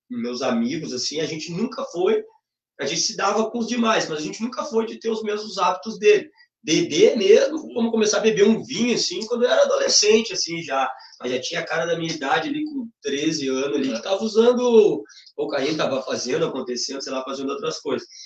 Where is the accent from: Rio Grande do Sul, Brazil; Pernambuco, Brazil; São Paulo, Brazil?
Rio Grande do Sul, Brazil; Alvorada; Eu fui criado na Alvorada, eu vim para cá com a primeira vez com 10 anos, depois eu voltei para Alvorada com uns 14, 13 anos